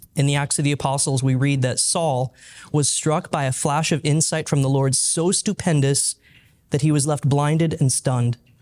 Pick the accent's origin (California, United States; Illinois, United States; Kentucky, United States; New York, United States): California, United States; outside of Los Angeles, Southern; now in Oklahoma, United States; I grew up in Southern California, outside of Los Angeles.